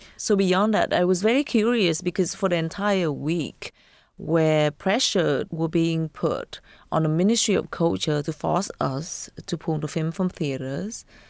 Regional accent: Vietnam; growing up in Vietnam

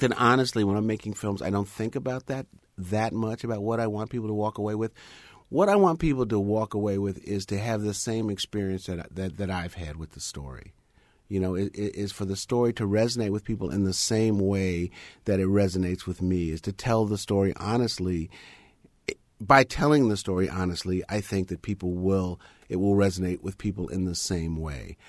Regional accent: United States; I'm a black person. I'm American

